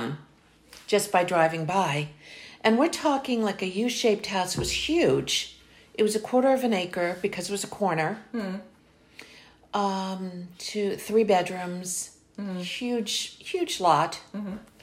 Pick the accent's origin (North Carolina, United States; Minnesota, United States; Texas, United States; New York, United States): New York, United States; moved away; also born or lived in San Fernando Valley; I'm originally from New York, sitting on the stoop at night